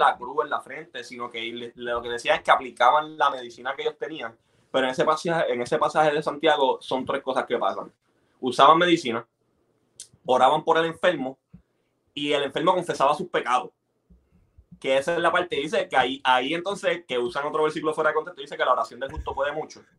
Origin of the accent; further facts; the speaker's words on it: Bayamón, Puerto Rico; now in Texas, United States; yo crecí en Bayamón